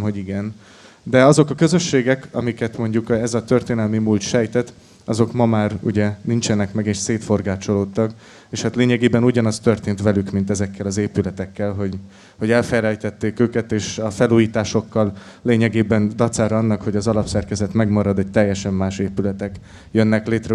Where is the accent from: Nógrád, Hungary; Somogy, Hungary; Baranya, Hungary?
Nógrád, Hungary; Salgótarján; én sagotarjáni származású vagyok